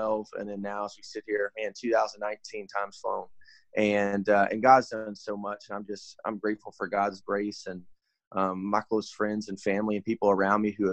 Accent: Little Rock, Arkansas, United States; moved away as an adult; now in South Carolina, United States; born and raised in Little Rock, Arkansas, left Little Rock, Arkansas when I was 18 years old to go to college out in South Carolina.

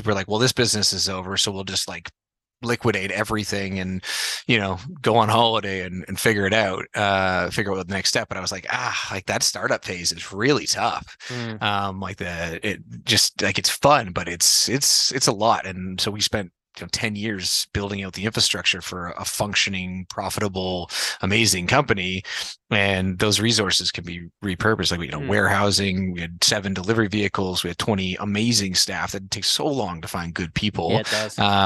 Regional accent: Toronto, Ontario, Canada; also born or lived in Manitoba / Montreal; born there, grew up mostly in Toronto, then went to university at McGill in Montreal

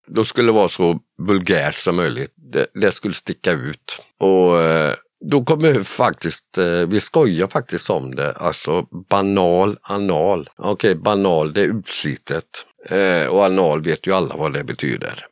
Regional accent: Borås, Västra Götaland, Sweden; also born or lived in Viskafors; now in north of Gothenburg, Sweden; jag är född och uppvuxen i Borås.

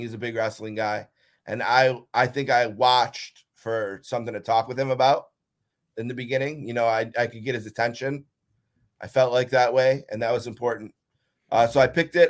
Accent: Buffalo, New York, United States; it's my hometown, you know, born and raised here

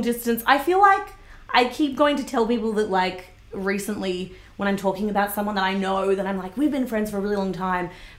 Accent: Sydney, New South Wales, Australia; moved away as an adult; now in Brisbane, Australia; I'm from Greater Sydney

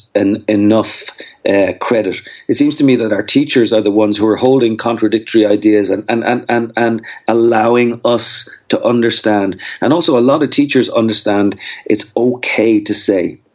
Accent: Dublin, Leinster, Ireland; moved away as an adult; also born or lived in Austin, Texas / Brenham, Texas; now in United States; I grew up in Dublin

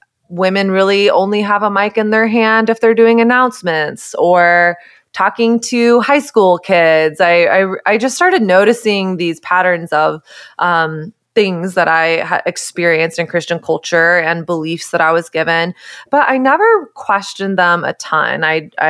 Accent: Texas, United States; I grew up in Texas during early 2000s, late 90s, early 2000s

